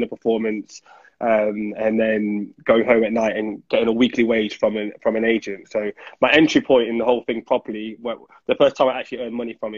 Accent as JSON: {"language": "English", "town": "Nottingham", "region": "East Midlands", "country": "United Kingdom", "tie": "born or raised there", "said": "I'm from Nottingham. I was born and raised in the East Midlands."}